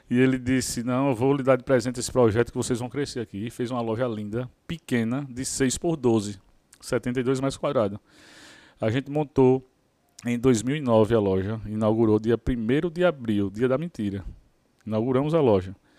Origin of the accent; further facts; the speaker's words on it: Maceió, Alagoas, Brazil; sou lá de Maceió, Alagoas.